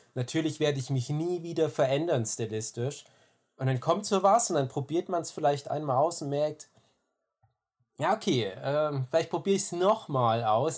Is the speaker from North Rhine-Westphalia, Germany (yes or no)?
no; Erzgebirge, Saxony, Germany; ich bin Aus dem Erzgebirge ursprünglich